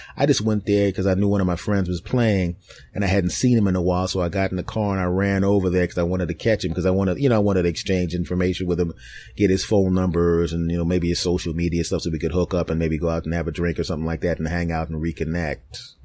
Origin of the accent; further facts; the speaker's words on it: Philadelphia, Pennsylvania, United States; moved away; my hometown of Philadelphia